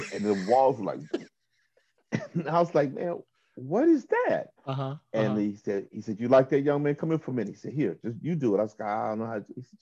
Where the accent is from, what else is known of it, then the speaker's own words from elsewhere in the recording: Chattanooga, Tennessee, United States; moved away; where I'm from Chattanooga, Tennessee. I'm the youngest of four